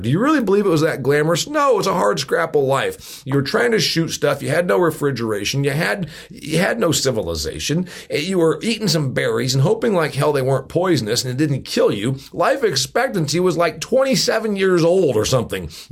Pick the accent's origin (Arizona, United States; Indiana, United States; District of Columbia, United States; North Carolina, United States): Indiana, United States; northeastern; my hometown, a factory town in northeastern Indiana